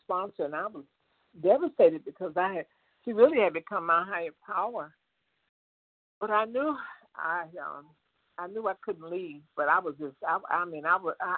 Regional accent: Chicago, Illinois, United States; moved away as an adult; also born or lived in Indiana; Chicago is my hometown

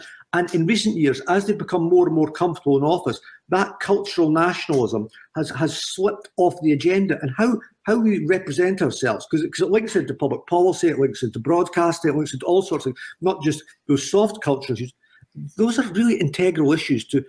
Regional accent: Scotland, United Kingdom

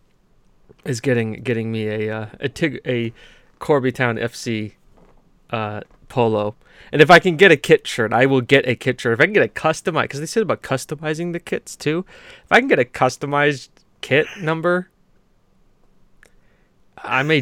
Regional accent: United States; I'm an American

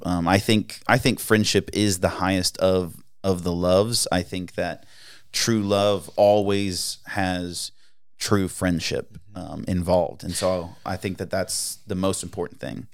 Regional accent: East Coast, United States; moved away; growing up, I grew up on the East Coast

